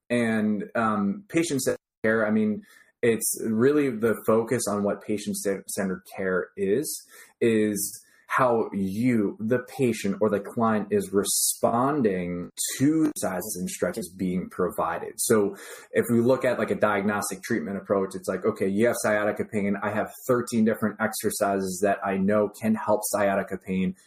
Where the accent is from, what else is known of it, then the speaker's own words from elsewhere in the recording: New Jersey, United States; I grew up in New Jersey.